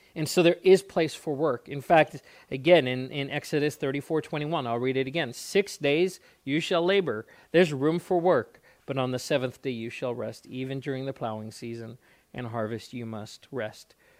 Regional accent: South Africa; moved away as an adult; also born or lived in Alaska; I grew up in South Africa

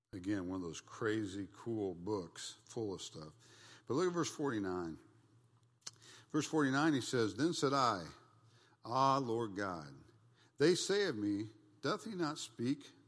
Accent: United States; I'm an American, and back then it was like, I'm, I'm an American, I'm part of the Christian nation

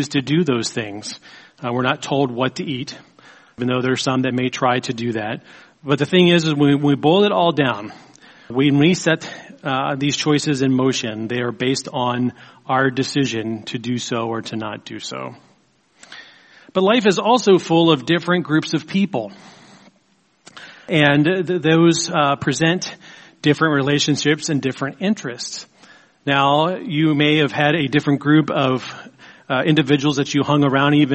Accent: Baltimore, Maryland, United States; I grew up in Baltimore, Maryland.

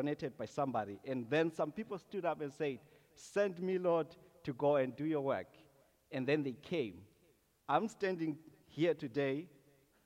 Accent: Zimbabwe; moved away as an adult; now in Canada; I'm originally from Zimbabwe

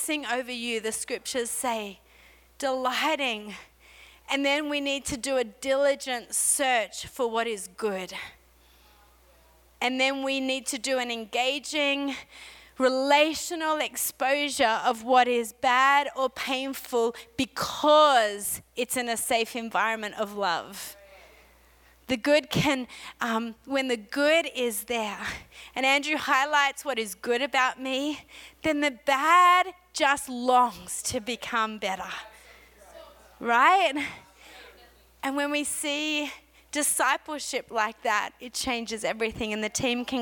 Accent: Australia; accent: Aussie; moved away as an adult; now in Montreal, Canada; I have an Aussie accent

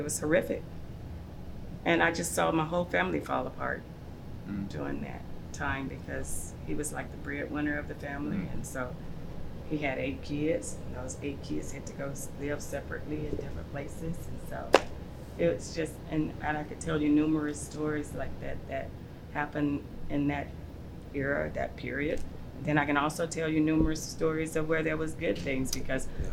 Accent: Auburn, Alabama, United States; also born or lived in Chicago, Illinois; I grew up in Alabama. So I was born in Chicago. By the time we were three, when my father died, we moved to Alabama

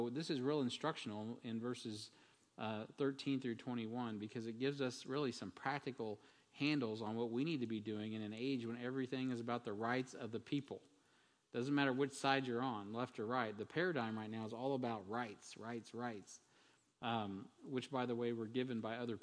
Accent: United States; as an American

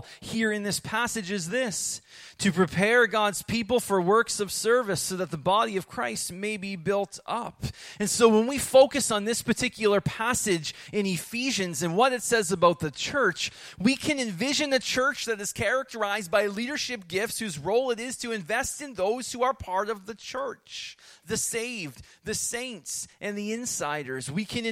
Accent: Rockville, Nova Scotia, Canada; I grew up in Rockville

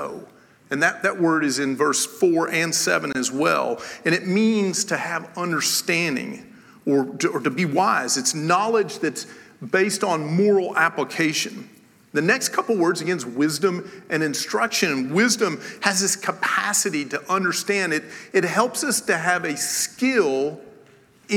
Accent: Tennessee, United States; I am from Tennessee

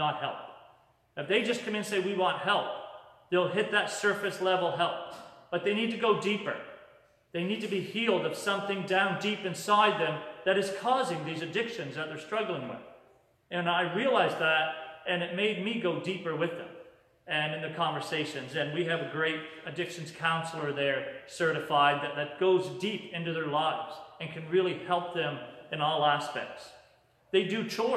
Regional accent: Yarmouth, Nova Scotia, Canada; now in Moncton, Canada; I'm originally from Yarmouth, Nova Scotia, and I live in Moncton

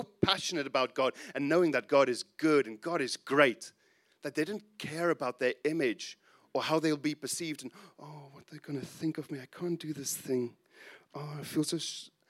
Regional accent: South Africa; he was instrumental in the church that I grew up in South Africa.

